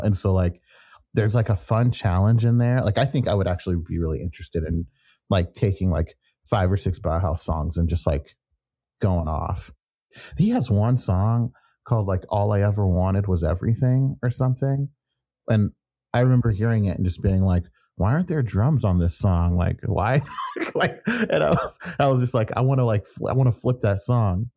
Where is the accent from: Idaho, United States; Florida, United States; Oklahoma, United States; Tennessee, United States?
Oklahoma, United States; also born or lived in New York; now in Washington, D.C., United States; I grew up in Oklahoma